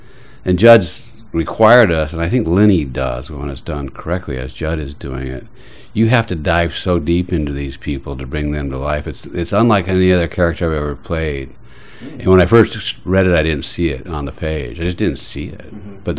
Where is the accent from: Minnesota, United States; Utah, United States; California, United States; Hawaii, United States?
Utah, United States; Salt Lake City; also born or lived in Austin, Texas; now in New York, United States; I was raised Mormon in Salt Lake City